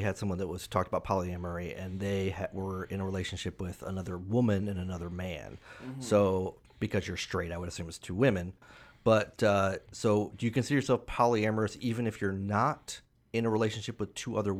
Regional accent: Rhode Island, United States; But, I'm from Rhode Island, so we park the car many times too.

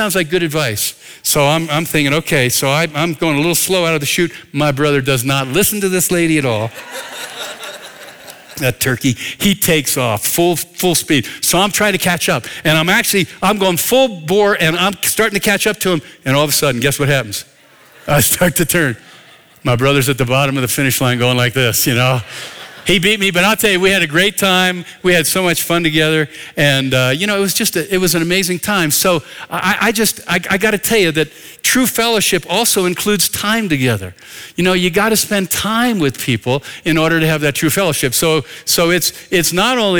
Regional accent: north of Philadelphia, Pennsylvania, United States; moved away; I grew up in Pennsylvania, north of Philadelphia

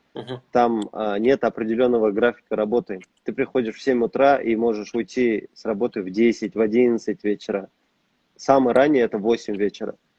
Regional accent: Kazakhstan; moved away as an adult; now in United States; у нас в стране

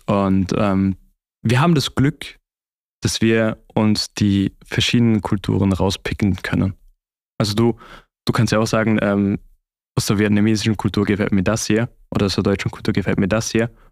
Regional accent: Austria; moved away as an adult; now in Switzerland; zu Hause wäre das wirklich bei meiner Familie in äh, Österreich

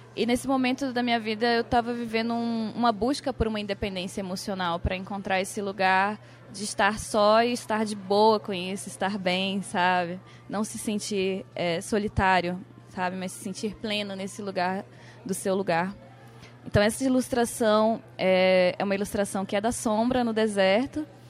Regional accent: Amapá, Brazil; Eu sou amapaense

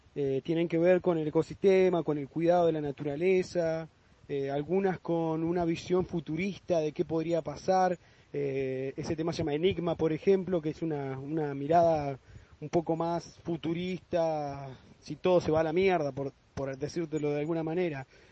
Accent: Loncopué, Neuquén, Argentina; Somos de Loncopúe, como decía, Neuquén, Patagonia, Argentina.

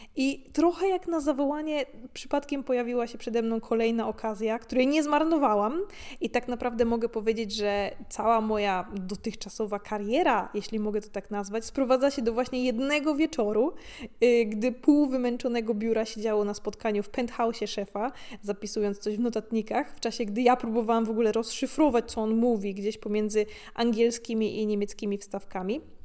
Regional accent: Gorzów Wielkopolski, Lubusz Voivodeship, Poland; moved away; Dorastając w Polsce, E, w późnych latach 90. i 2000., zwłaszcza w niedużym mieście, jakim jest Gorzów

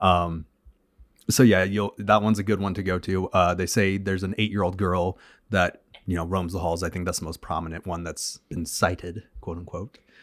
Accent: Oklahoma, United States; we're from Oklahoma

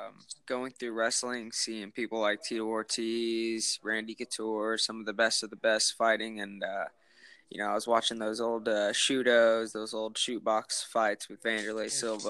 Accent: Warsaw, Indiana, United States; originally from Warsaw, Indiana.

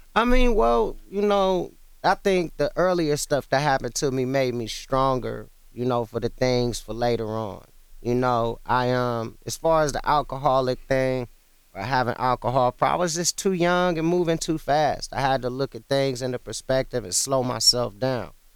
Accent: Ohio, United States; also born or lived in Cleveland; I was born in Ohio and I was in and out of Cleveland throughout my childhood

